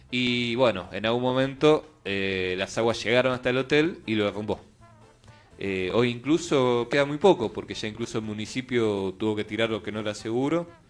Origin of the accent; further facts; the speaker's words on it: Buenos Aires, Argentina; nosotros, bueno, como porteños